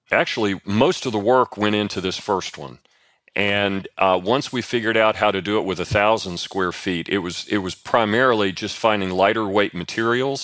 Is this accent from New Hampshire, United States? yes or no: no; East Kentucky, United States; I grew up in East Kentucky in the sixties